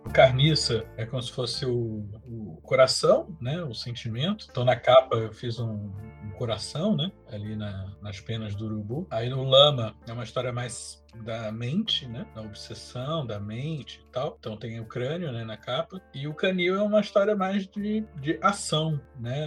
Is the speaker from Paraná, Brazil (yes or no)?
no; Rio de Janeiro, Brazil; now in São Paulo, Brazil; Sou um carioca, já moro em São Paulo há um tempão.